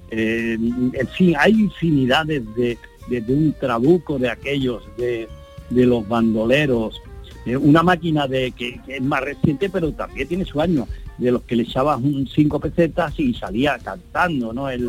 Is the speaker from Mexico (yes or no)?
no; Andalusia, Spain; quería hacerle un homenaje a mi pueblo y, claro, y a la comarca de la Sarquía, ¿no?